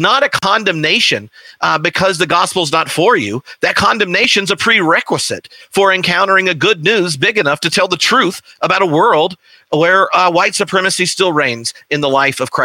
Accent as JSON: {"language": "English", "region": "the South", "country": "United States", "tie": "born or raised there", "said": "growing up in the South in a Baptist context"}